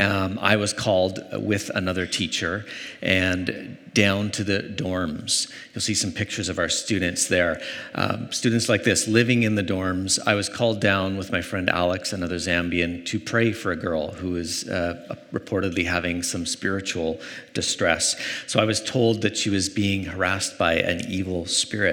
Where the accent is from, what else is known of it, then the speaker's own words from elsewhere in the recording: Canada; Growing up in Canada